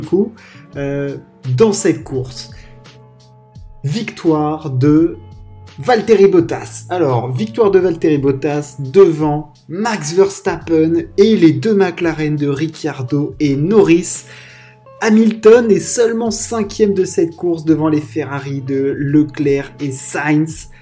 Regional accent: France; en tant que Français

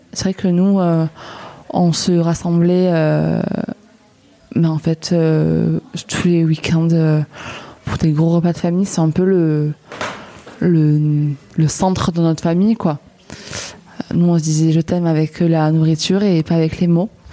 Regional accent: Lourdes, Occitania, France; moved away as an adult; also born or lived in Nîmes; now in Marseille, France; je viens de Lourdes, dans les Hautes-Pyrénées

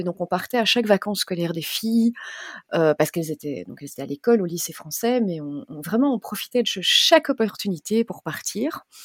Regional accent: Belgium; moved away as an adult; also born or lived in South Africa; j'ai 43 ans, je suis belge

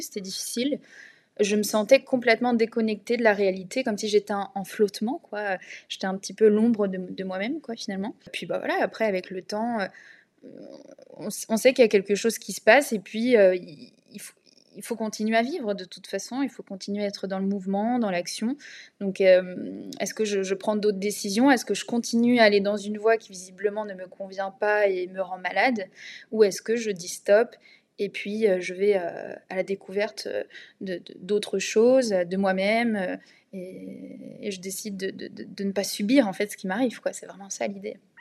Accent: Essonne, Île-de-France, France; ville du 91 où j'ai grandi dans une maison, dans un petit pavillon de banlieue

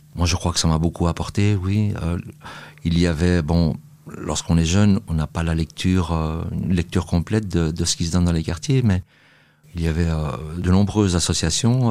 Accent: Brussels, Brussels-Capital Region, Belgium; J'ai grandi à Saint-Gilles, euh, une commune de, de Bruxelles

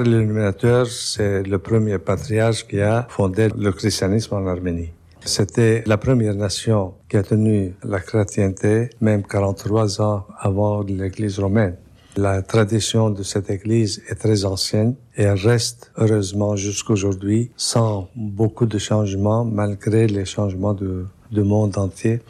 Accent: Lebanon; je suis né au Liban. Je connais très bien la communauté, le pays, la saveur de cette euh, région

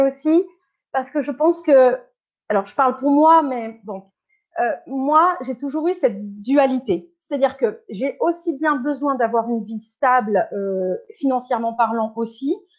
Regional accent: Bordeaux, Nouvelle-Aquitaine, France; first language French; moved away as an adult; also born or lived in Caen, Calvados, Normandy; now in Zurich, Switzerland; quand j'ai eu sept ans, ils ont déménagé sur Bordeaux et moi, quand je, quand je vais à l'étranger ou quand je rencontre des gens, je dis que je suis bordelaise. Enfin, voilà, j'ai grandi à Bordeaux

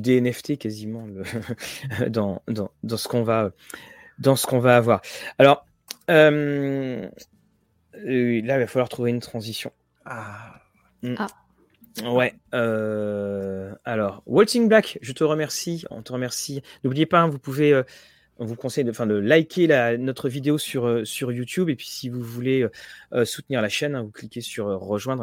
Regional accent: Rouen, Normandy, France; Tout comme Guillaume, on est de Rouen

